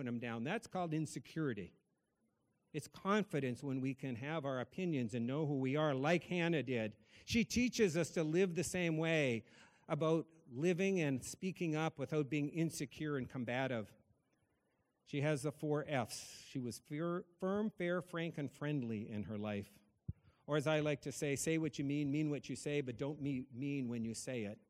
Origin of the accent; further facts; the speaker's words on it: North Dakota, United States; now in Massachusetts, United States; I grew up in North Dakota. I live in Massachusetts